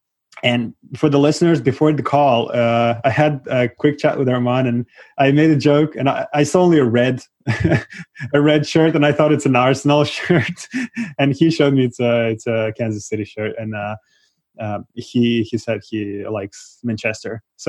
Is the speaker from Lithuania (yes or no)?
no; Moldova; moved away; cause I'm originally from Moldova